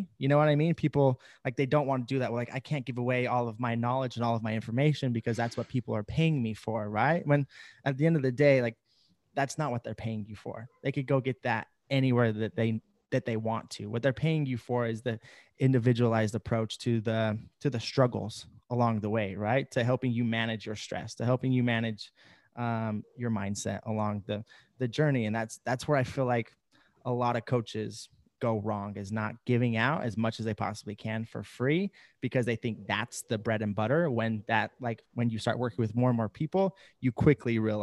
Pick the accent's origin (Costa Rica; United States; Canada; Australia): United States; Idaho; I'm in my hometown currently in Idaho. This is where I've lived. I've grown up.